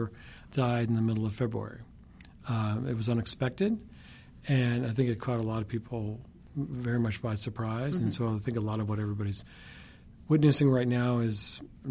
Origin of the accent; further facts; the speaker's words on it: Alabama, United States; I grew up in Alabama in the 1960s